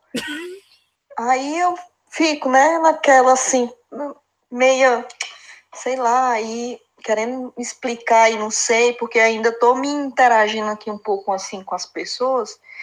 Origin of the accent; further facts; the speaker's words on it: Fortaleza, Ceará, Brazil; moved away as an adult; now in Italy; sou lá de Fortaleza, lá do Ceará